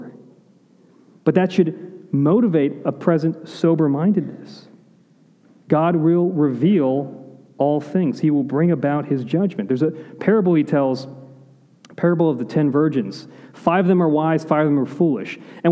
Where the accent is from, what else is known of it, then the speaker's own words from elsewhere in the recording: Pittsburgh, Pennsylvania, United States; now in Florida, United States; I'm from Pittsburgh.